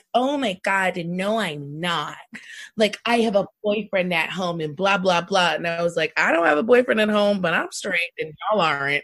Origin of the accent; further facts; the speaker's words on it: New York, United States; I'm from New York. I'm in Brooklyn. I'm from Queens.